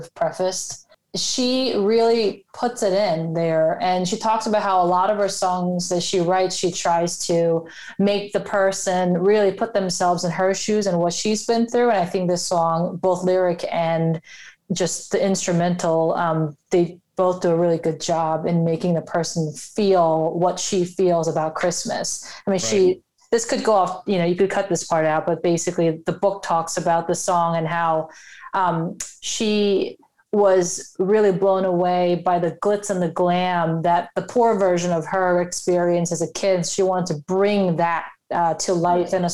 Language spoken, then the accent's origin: English; Long Island, New York, United States; I'm from Long Island